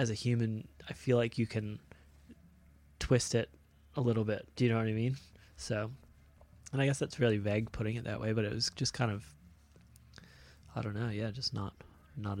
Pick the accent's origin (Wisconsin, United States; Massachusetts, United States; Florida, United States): Florida, United States; growing up in Florida is just, you know, there's a handful of cool shapers and stuff